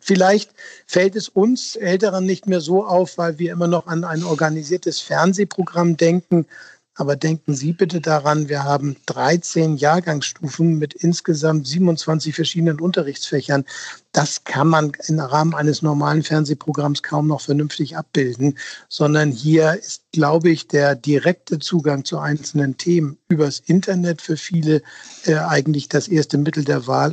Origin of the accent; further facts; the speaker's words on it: Hamburg, Germany; als Hamburger